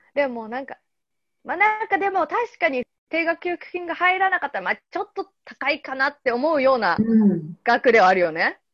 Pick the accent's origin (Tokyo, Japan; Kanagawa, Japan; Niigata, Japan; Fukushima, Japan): Kanagawa, Japan; Yokohama; 私横浜出身なんだけど